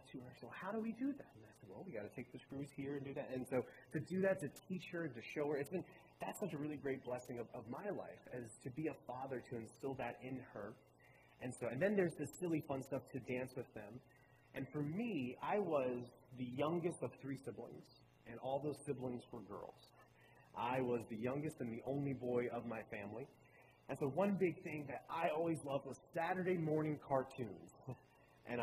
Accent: Baltimore, Maryland, United States; moved away as an adult; also born or lived in North Carolina; now in Roanoke Rapids, United States; I'm originally from Baltimore, Maryland. My family, I was born and raised in Maryland, and when I was 18 years old, I left

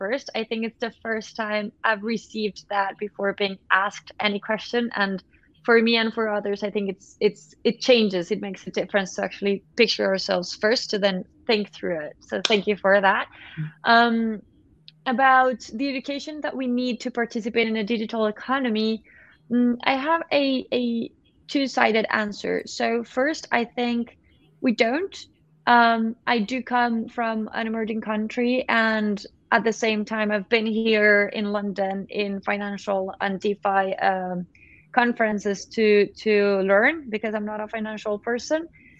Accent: Colombia; I'm from Colombia

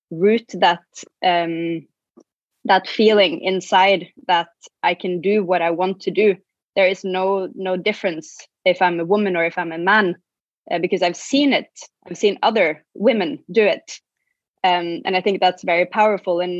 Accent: Norway; moved away as an adult; also born or lived in Shanghai, China / Hong Kong; I'm from Norway and um, been doing. I, I started a, a, boutique agency, uh, an event agency, in when I was living in Shanghai, working with Scandinavian companies.

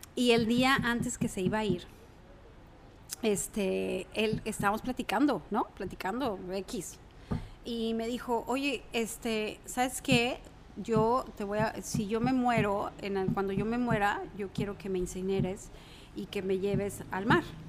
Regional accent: Mexico City, Mexico; moved away as an adult; now in Guaymas, Mexico; Soy de la Ciudad de México, nací en la Ciudad de México, estudié allá hasta los 18 años, me vine a Guaymas a hacer la, carrera acá.

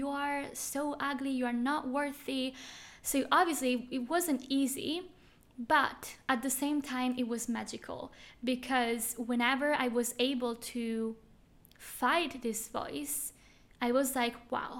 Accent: Switzerland; moved away as an adult; now in Bali, Indonesia; I am from Switzerland

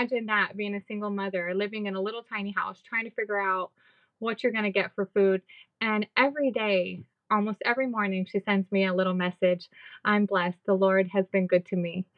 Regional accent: United States; moved away as an adult; now in Belize; I don't know if I'm Mexican, if I'm American, if I'm Belizean

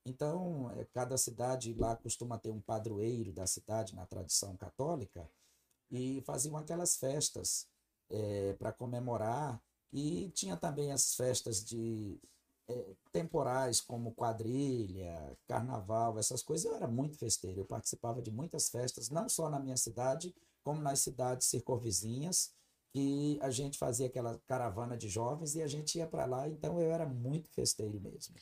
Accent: Araioses, Maranhão, Brazil; now in Brasília, Brazil; eu sou natural do estado do Maranhão. Uhum. Eu sou maranhense. Eu nasci em uma pequenina cidade chamada Araioses, no estado do Maranhão

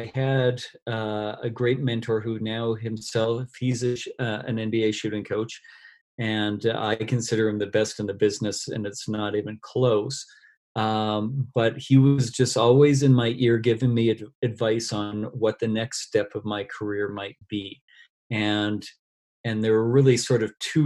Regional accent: Canada; volunteering with a university team here in my hometown in Canada.

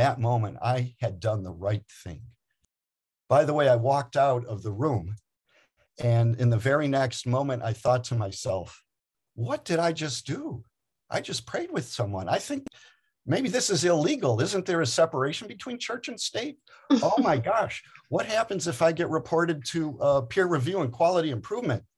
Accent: Detroit, Michigan, United States; I'm from Detroit

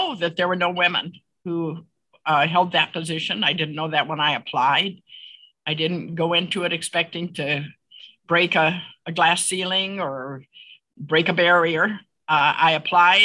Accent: Mishawaka, Indiana, United States; I grew up in Northern Indiana in Mishawaka

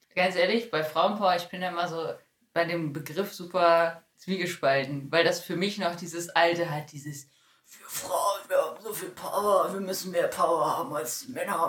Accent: Bielefeld, North Rhine-Westphalia, Germany; moved away as an adult; also born or lived in Detmold; now in Paderborn, Germany; eigentlich komme ich gebürtig aus Bielefeld

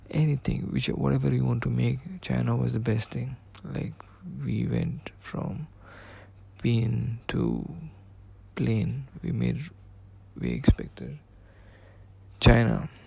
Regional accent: Dubai, United Arab Emirates; I'm from Dubai.

